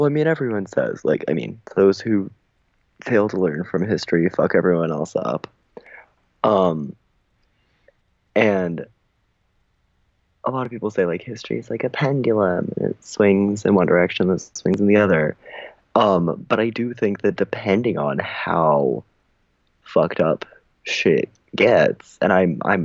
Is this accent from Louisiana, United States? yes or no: no; California, United States; I am from California, like born and raised